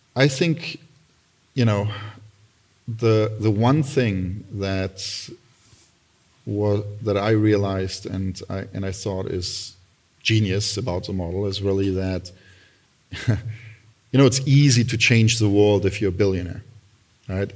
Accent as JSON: {"language": "English", "region": "Berlin", "country": "Germany", "tie": "born or raised there", "also_born_or_lived": "Italy / Milan", "moved": "as an adult", "lives_now": "United States", "said": "I grew up in Berlin"}